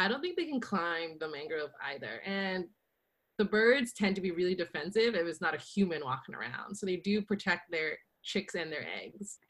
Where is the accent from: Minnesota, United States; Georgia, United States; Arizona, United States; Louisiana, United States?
Louisiana, United States; we're both from Louisiana